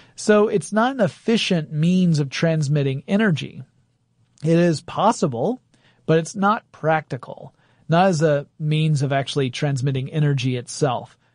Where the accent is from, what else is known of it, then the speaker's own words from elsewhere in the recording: Gainesville, Georgia, United States; moved away; my hometown of Gainesville